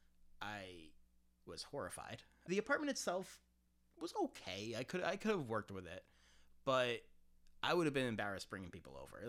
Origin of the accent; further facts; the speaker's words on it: Framingham, Massachusetts, United States; moved away as an adult; now in Providence, United States; I grew up in Framingham, Massachusetts